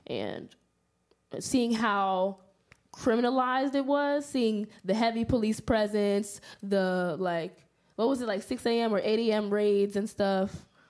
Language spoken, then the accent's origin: English; New York, United States; growing up in New York, like, like I said before, Harlem native